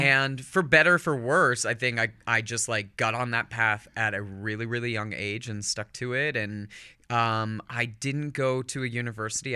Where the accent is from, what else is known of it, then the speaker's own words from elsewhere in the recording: Northern California, United States; also born or lived in Manchester-by-the-Sea, Massachusetts; moved out to California when I was about ten and kind of had my formative years in Northern California